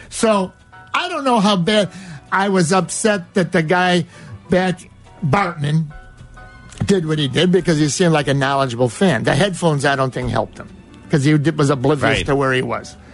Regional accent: Cicero, Illinois, United States; I grew up in Cicero. There's not too much I believe in unless I see it.

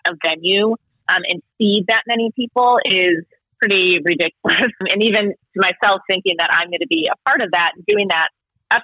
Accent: Chicago, Illinois, United States; moved away as an adult; now in Indianapolis, United States; I grew up in the western suburbs of Chicago and lived there for 30 years

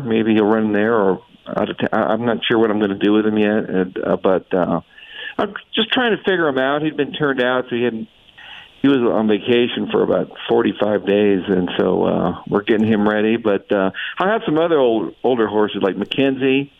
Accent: Tucson, Arizona, United States; growing up in Tucson

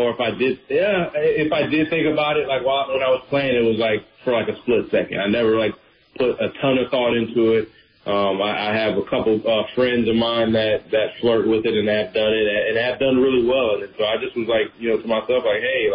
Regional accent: Tampa, Florida, United States; This is Tampa. This is my hometown team

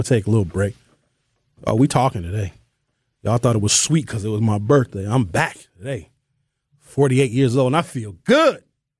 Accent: Germantown, Tennessee, United States; born there; I was born in Germantown, Tennessee. Shout out to Shelby County.

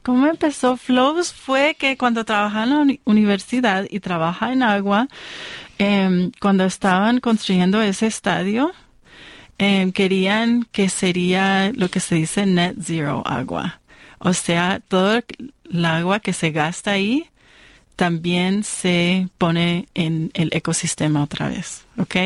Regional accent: Colombia; now in United States; es igual en mi país también, en Colombia

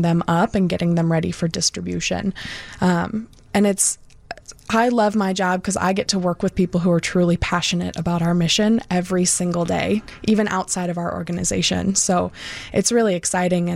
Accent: Lake County, Illinois, United States; also born or lived in Iowa; I'm from Lake County originally, which is where we're located

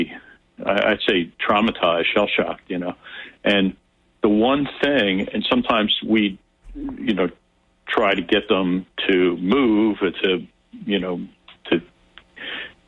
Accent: United States; we're from America

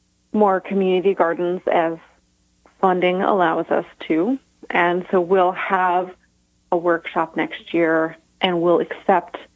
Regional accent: Tully, New York, United States; In my hometown of Tully, New York, small town between Cortland and Syracuse

